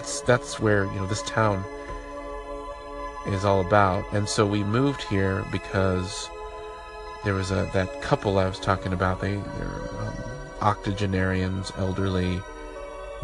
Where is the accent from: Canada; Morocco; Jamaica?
Jamaica; also born or lived in Wichita, Kansas, United States; now in Nebraska City, United States; I am from Jamaica, first generation in the U.S.